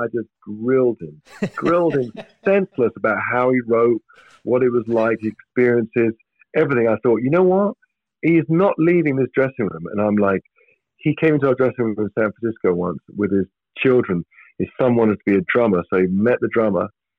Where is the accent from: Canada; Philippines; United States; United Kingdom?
United Kingdom; England; being English and part of our culture is we people are transparent to us